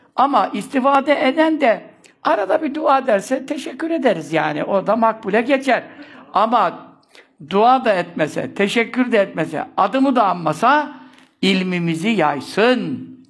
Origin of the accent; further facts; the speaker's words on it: Istanbul, Turkey; Ben burada doğdum. Çarşambanın göbeğinde ev yıkıldı şimdi. Ee, tekkenin, kovacı, e, Lokmacı dede tekkesinin bahçesinde doğdum. Kabirler orada yatırlar. Orada doğdum. Ve bu yaşa geldim